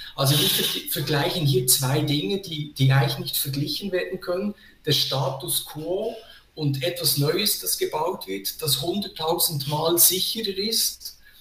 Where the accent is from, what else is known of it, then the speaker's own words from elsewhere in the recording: Switzerland; als Schweizer Bürger